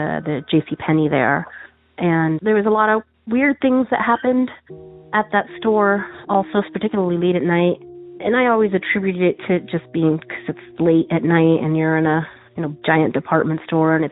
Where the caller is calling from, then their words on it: Tucson, Arizona, United States; I'm calling from Tucson, Arizona